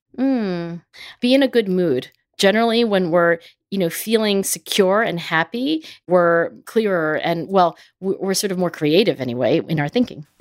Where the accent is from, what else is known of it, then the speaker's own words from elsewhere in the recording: Philadelphia, Pennsylvania, United States; my hometown of Philadelphia